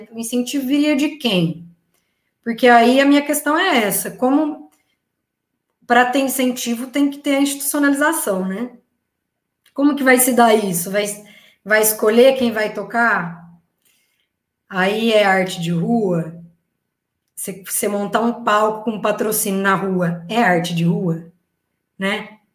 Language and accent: Portuguese; Tatuí, São Paulo, Brazil; now in Rio de Janeiro, Brazil; eu vim de Tatuí para o Rio, é, eu toquei numa banda de salsa que a gente ensaiava todo domingo